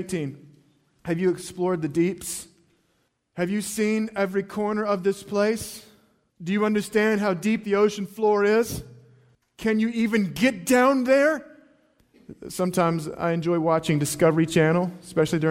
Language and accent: English; North Carolina, United States; I grew up in North Carolina and the ocean was pretty close to us